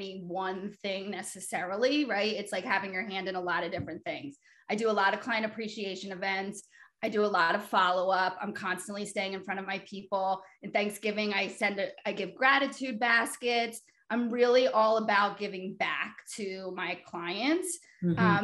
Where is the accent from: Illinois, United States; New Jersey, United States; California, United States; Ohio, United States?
New Jersey, United States; I'm from South Jersey, so I cover the county I grew up in.